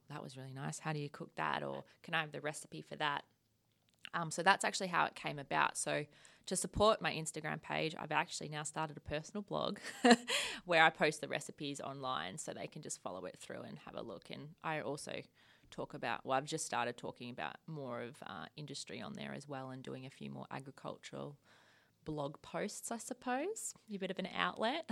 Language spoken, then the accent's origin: English; rural Victoria, Australia; moved away as an adult; also born or lived in Queensland; now in Western Australia, Australia; I grew up in, um, rural Vic